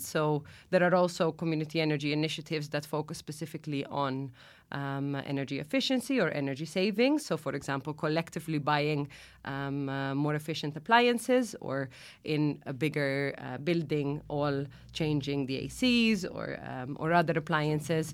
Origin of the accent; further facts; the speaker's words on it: Netherlands; moved away as an adult; now in Malta; I'm originally from the Netherlands, uh, actually, but I came to Malta just over ten years ago now.